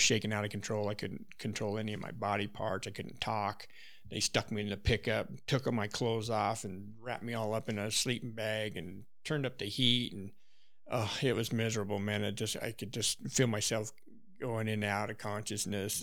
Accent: Wyoming, United States; moved away; I grew up in Wyoming, so I had really no reason to go out of state

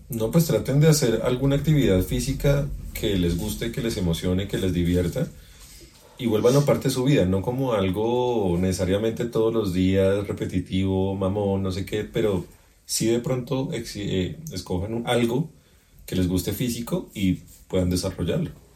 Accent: Colombia; como colombiano

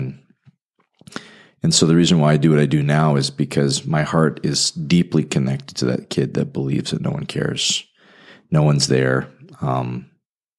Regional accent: Calgary, Alberta, Canada; moved away as an adult; also born or lived in Indianapolis; now in Fort Wayne, United States; I'm from Western Canada, so if I talk funny, it's because I'm from the Calgary, Alberta area near the Rocky Mountains

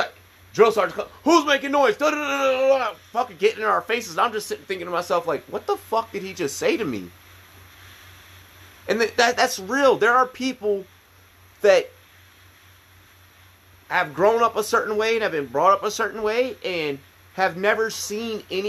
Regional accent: Virginia, United States; I went to school growing up in Virginia

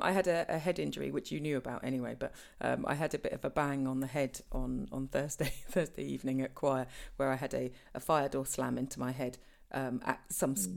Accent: Norfolk, East of England, United Kingdom; we're from Norfolk

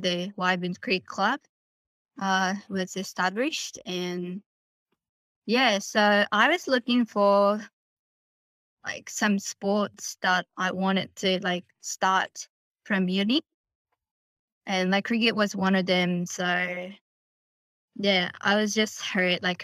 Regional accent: Tokyo, Japan; moved away as an adult; also born or lived in Kanagawa Prefecture, Japan; now in Sydney, Australia; I was born in Kanagawa Prefecture, so next to Tokyo, and grew up in Tokyo, Kanagawa area

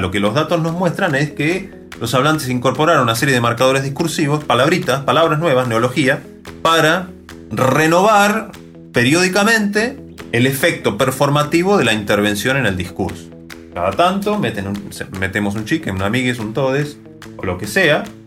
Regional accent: Argentina; los hablantes de Argentina

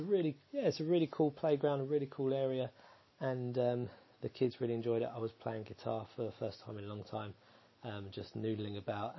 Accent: Essex, East of England, United Kingdom; moved away; I was raised in Essex

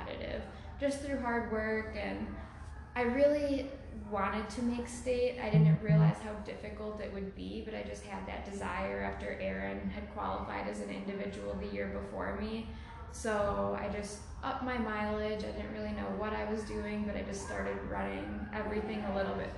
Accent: Crystal Lake, Illinois, United States; moved away as an adult; also born or lived in Iowa City, Iowa; now in Madison, United States; I went to high school in Crystal Lake, Illinois. That's where I've lived my entire life up until I moved for college.

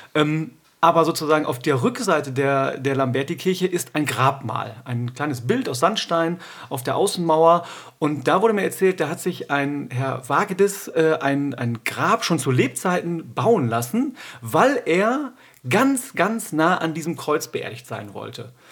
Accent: Duisburg, North Rhine-Westphalia, Germany; also born or lived in Cologne / Oldenburg; now in Münster, Germany; ich bin aus dem Ruhrgebiet, muss man dazu sagen. Ich bin in, in Duisburg, äh, Hamborn geboren

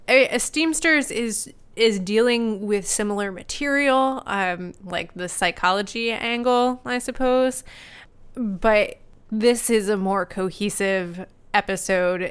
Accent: New Jersey, United States; accent: New Jersey; My New Jersey accent

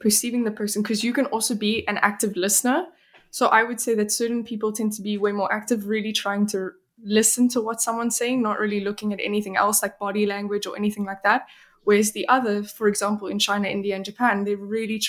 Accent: South Africa; also born or lived in Belgium; now in Sweden; I'm from South Africa, where it is as you like the one that you experienced, but I'm also Belgian

